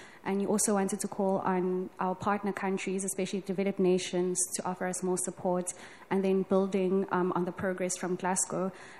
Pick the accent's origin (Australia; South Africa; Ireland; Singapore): South Africa; I'm from South Africa as well, so Sanibonani.